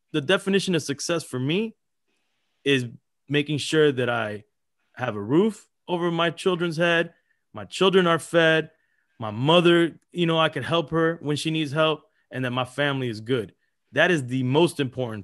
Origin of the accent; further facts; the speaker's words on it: Miami, Florida, United States; also born or lived in Los Angeles, California; we moved to Miami